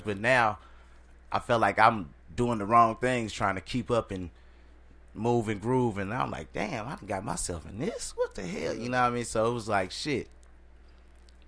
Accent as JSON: {"language": "English", "town": "St. Louis", "region": "Missouri", "country": "United States", "also_born_or_lived": "Seattle / Atlanta", "said": "I'm originally from St. Louis"}